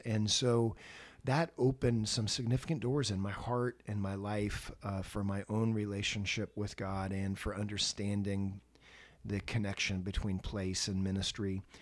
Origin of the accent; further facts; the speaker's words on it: Santa Rosa, California, United States; also born or lived in Los Angeles, California; I was born and raised in Santa Rosa, California, up in Sonoma County